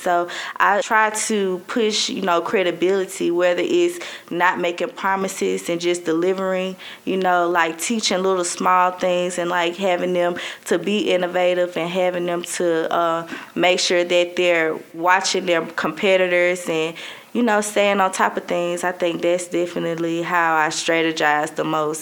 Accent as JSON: {"language": "English", "town": "Birmingham", "region": "Alabama", "country": "United States", "moved": "as an adult", "lives_now": "Mobile, United States", "said": "I'm 24 from Birmingham and I live in Mobile."}